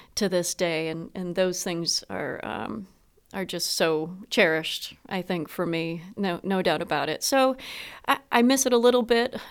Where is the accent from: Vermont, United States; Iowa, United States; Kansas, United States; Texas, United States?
Vermont, United States; Proctor; my hometown of Proctor